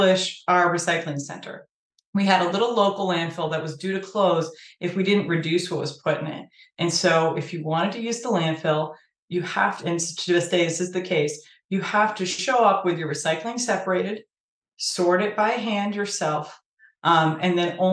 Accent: Sturbridge, Massachusetts, United States; I actually live in the same town that I grew up in Sturbridge, Massachusetts.

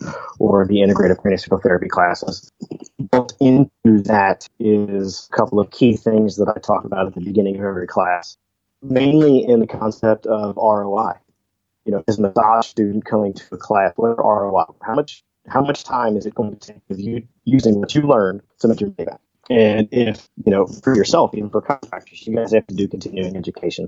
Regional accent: Midwest, United States; growing up in the Midwest

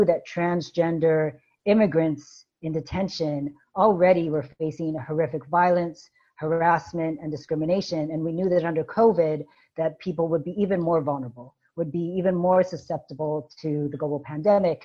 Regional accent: Seattle, Washington, United States; moved away as an adult; also born or lived in Brooklyn, New York; now in California, United States; I grew up in Seattle, but then I went to school here in California

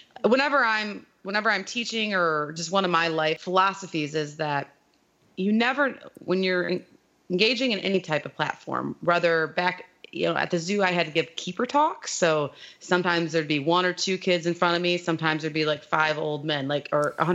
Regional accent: South Haven, Michigan, United States; I'm from a little town called South Haven on the west coast

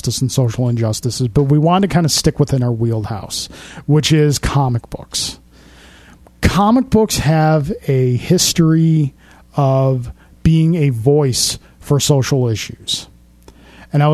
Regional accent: Amherst, New York, United States; I grew up in Amherst, New York, which for a couple of years was literally the safest place in America to live

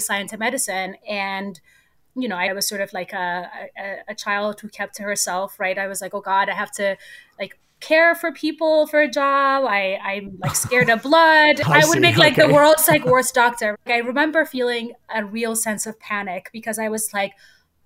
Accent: Addis Ababa, Ethiopia; moved away as an adult; also born or lived in Cambridge, Massachusetts, United States; now in United States; I was born and raised in Ethiopia. I grew up in Addis Ababa, which is just a giant

